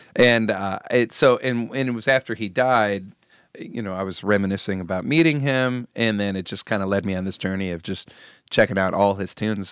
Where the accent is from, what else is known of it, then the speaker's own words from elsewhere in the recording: Bay Area, California, United States; we're from the Bay Area